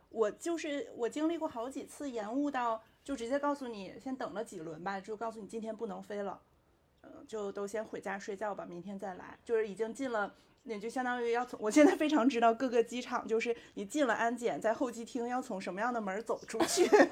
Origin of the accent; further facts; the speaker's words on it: China; 我们中国人